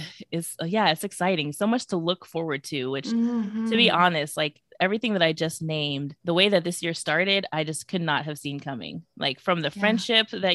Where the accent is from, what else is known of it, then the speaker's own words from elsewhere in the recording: Bay Area, California, United States; moved away as an adult; now in Atlanta, United States; I'm actually from the Bay Area, California, but have lived outside of Atlanta